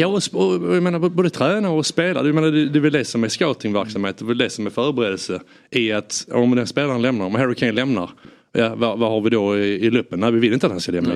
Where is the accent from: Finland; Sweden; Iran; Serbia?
Sweden